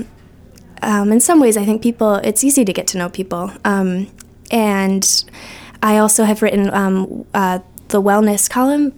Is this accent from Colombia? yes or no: no; Chautauqua Lake, Western New York, United States; moved away as an adult; now in Portland, United States; I'm from Western New York. I grew up on Chautauqua Lake